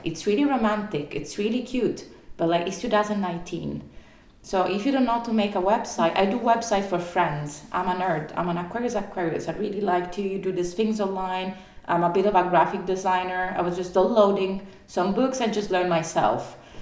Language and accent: English; Italy; moved away; I'm from Italy